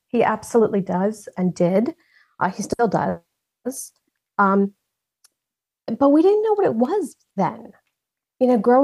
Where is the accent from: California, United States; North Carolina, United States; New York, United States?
New York, United States; also born or lived in New Jersey; now in Kansas, United States; I am a Jersey girl, born in Jersey. Nice. Yeah. I was raised in New York, though.